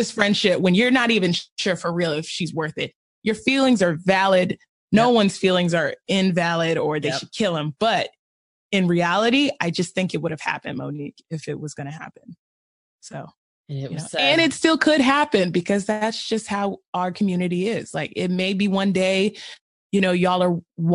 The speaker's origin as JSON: {"language": "English", "region": "the South", "country": "United States", "said": "I am from the South"}